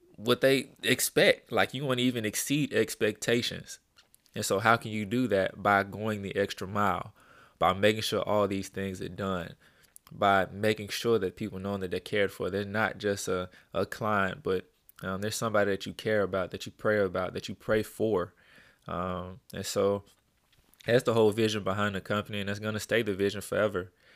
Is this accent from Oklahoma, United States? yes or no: no; Birmingham, Alabama, United States; I'm from Birmingham, Alabama, born and raised, um, in a little city called Pratt City, uh, Alabama, over on the west side.